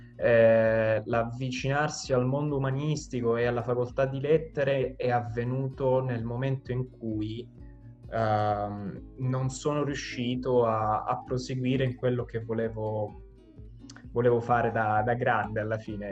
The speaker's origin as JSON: {"language": "Italian", "town": "Vittoria", "region": "Sicily", "country": "Italy", "moved": "as an adult", "lives_now": "Rome, Italy", "said": "vengo da, dalla Sicilia, da Vittoria"}